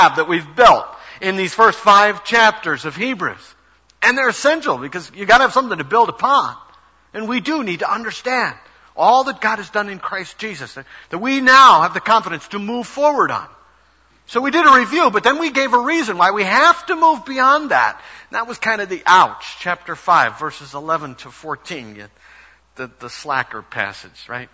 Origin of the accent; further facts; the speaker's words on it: Chicago, Illinois, United States; moved away as an adult; also born or lived in Brooklyn; my parents' home, which was in the Chicago area. They were gone. It's the house, of course, that I grew up